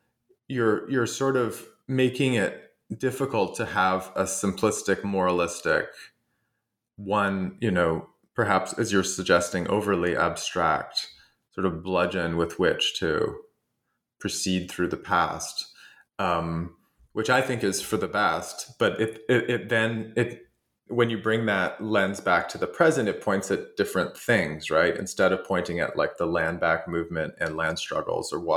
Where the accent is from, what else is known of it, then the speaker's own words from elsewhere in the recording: Canada; I'm Canadian